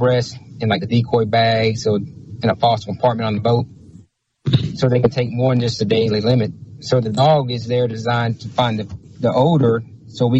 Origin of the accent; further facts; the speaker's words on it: Louisiana, United States; moved away; I'm originally from Louisiana.